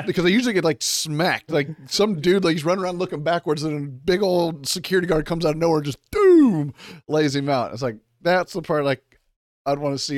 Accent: Kansas City, Missouri, United States; I was born in Kansas City, Missouri

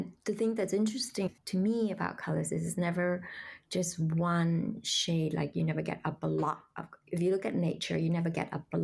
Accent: Vietnam; now in New York City, United States; I grew up in Vietnam and we lived in a small town.

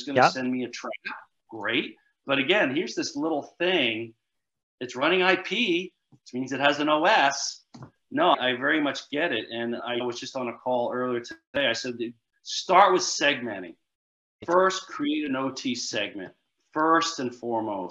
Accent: New Jersey, United States; I'm from Jersey. We say guy.

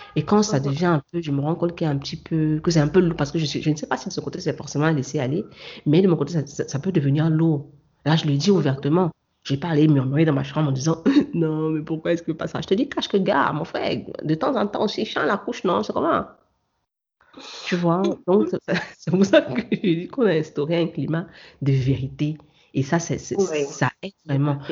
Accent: Cameroon; moved away; mon origine camerounaise

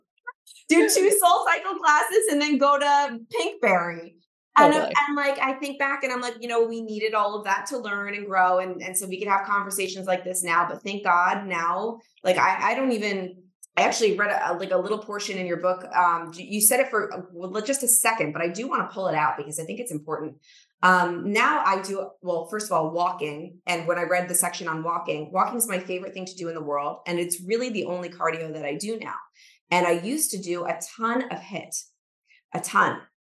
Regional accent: New York City, New York, United States; which is my favorite, being a New Yorker.

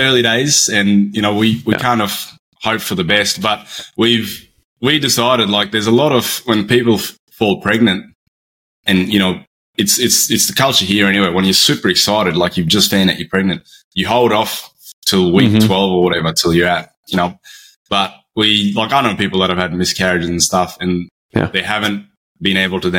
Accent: Brisbane, Queensland, Australia; I'm from Brisbane on the east coast of Australia.

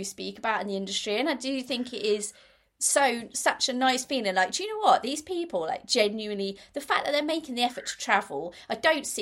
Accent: Norwich, East of England, United Kingdom; moved away; also born or lived in Birmingham; I come from Norwich. I've got lots of friends and family in Norwich

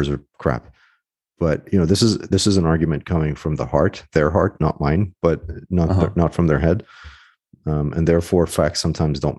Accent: Boston, Massachusetts, United States; also born or lived in London; grew up as a kid in Boston

